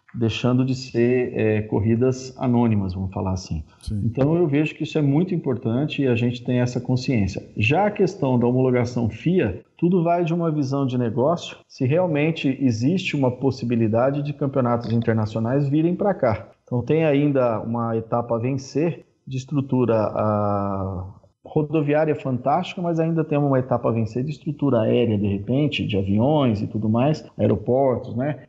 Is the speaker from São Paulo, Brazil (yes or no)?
yes; Birigui, São Paulo, Brazil; eu sou natural de Birigui, no interior de São Paulo, região noroeste